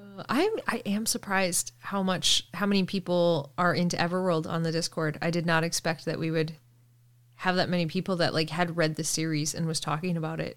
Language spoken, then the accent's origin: English; Canada; I'm from Canada